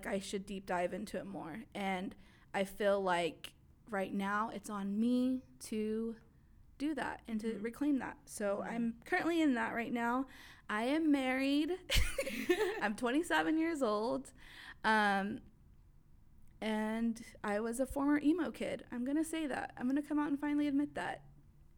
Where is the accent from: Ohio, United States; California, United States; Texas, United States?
Texas, United States; Mesquite; also born or lived in Pleasant Grove, Dallas; Grew up in the suburbs of Mesquite the rest of my life